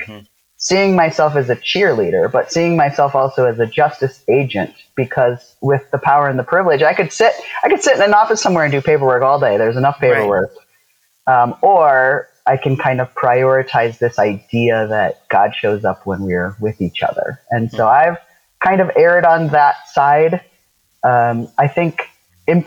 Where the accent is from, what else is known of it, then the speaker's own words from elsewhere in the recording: South Dakota, United States; where I grew up in South Dakota